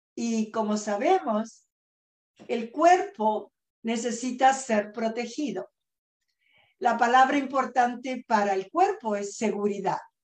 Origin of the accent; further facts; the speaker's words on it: Argentina; moved away as an adult; also born or lived in New York / Los Angeles; now in California, United States; yo nací en Argentina y vine a este país eh, bien jovencita, con muy poquito inglés